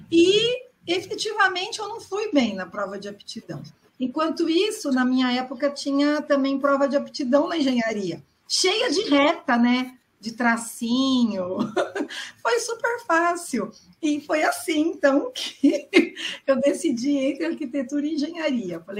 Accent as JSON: {"language": "Portuguese", "region": "São Paulo", "country": "Brazil", "tie": "born or raised there", "said": "Nasci em São Paulo, sempre vivi em São Paulo."}